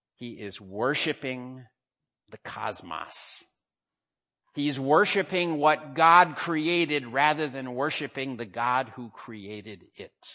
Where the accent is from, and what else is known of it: United States; now in Hong Kong